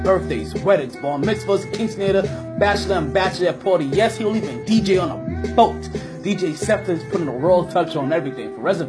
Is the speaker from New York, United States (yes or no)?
yes; New York, United States; I'm a New Yorker